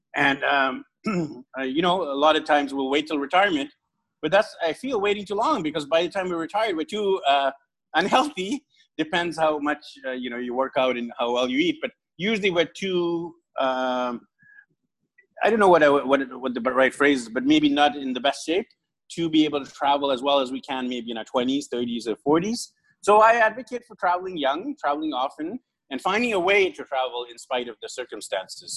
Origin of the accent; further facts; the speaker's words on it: Vancouver, British Columbia, Canada; moved away as an adult; now in Philippines; from zero when I was born to early 20s, I hadn't traveled much. Uh, because I'm in Vancouver, I'm from Vancouver, which is near the U.S. border.